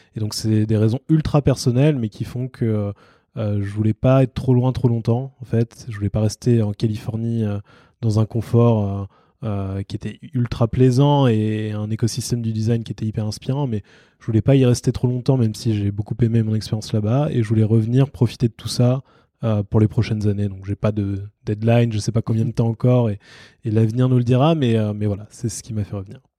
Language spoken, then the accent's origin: French; France; moi, en tant que Français